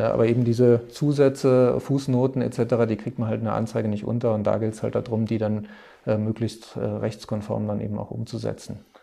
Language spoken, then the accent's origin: German; Trier, Rhineland-Palatinate, Germany; moved away as an adult; now in Munich, Germany; ich komme ursprünglich aus Trier, ähm, bin aber schon vor über zehn Jahren hier nach München gekommen